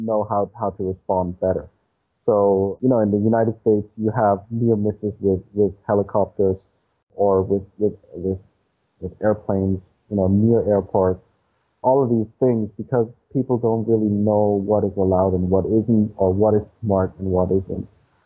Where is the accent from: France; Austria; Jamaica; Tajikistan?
Austria; I explore the backyard of Austria, of my hometown